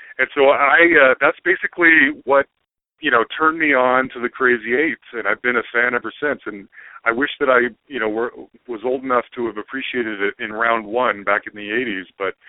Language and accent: English; Salt Lake City, Utah, United States; But I remember, I'm originally from Salt Lake City, Utah. There was a pretty solid, really strong alternative, couple of alternative radio stations.